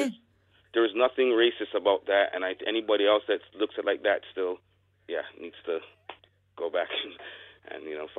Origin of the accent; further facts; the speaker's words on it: Canada; also born or lived in Jamaica (ancestry); I'm Jamaican background. I'm Canadian-Jamaican.